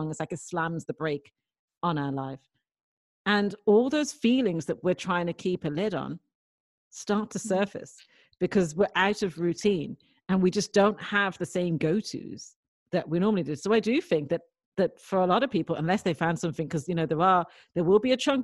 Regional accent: Dublin, Leinster, Ireland; I was brought up in Dublin

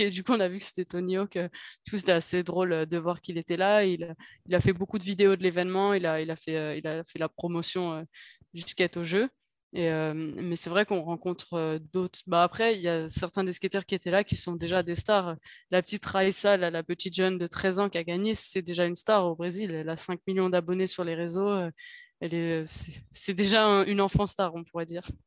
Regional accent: Paris, Île-de-France, France; en tant que parisienne

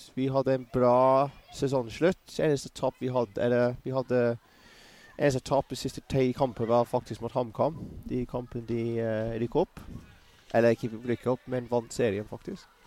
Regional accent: Bournemouth, South West England, United Kingdom; Norwegian is a second language; moved away; also born or lived in Kettering; Jeg vokste opp i Bournemouth, men jeg var født i Kettering

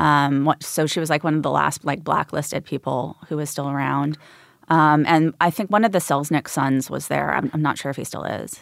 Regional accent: Los Angeles, California, United States; I grew up in Studio City

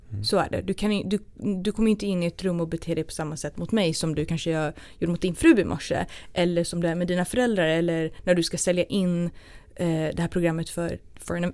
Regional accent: Sweden; jag kommer jag kom från Sverige

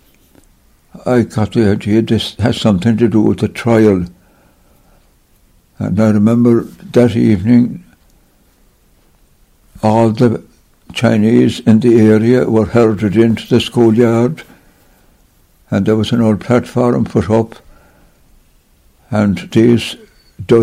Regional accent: Cork, County Cork, Ireland; moved away as an adult; also born or lived in China; I was born in Cork City. Blackrock Road would be the address

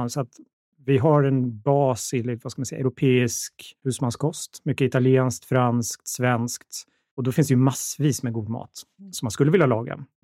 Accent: Borlänge, Dalarna County, Sweden; moved away as an adult; also born or lived in Linköping; now in Stockholm, Sweden; Ja, jag är uppvuxen i Borlänge. Jag är född i Linköping, men eh, det var länge sedan, så det var väl sex när jag flyttade.

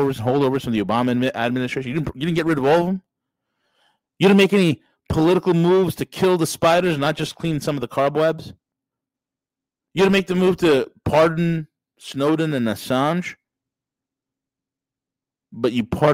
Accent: New York, United States; As a New Yorker

